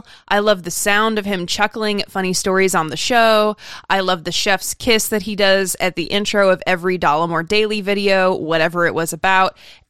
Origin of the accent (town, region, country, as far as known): Idaho, United States; also born or lived in Orange County, California; now in Washington, D.C., United States